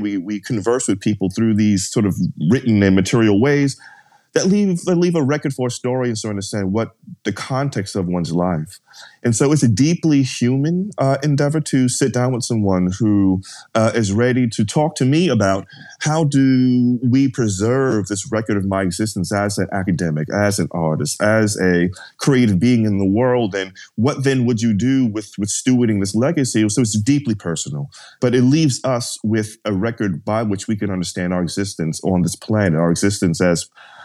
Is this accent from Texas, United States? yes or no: no; New York, United States; I grew up in New York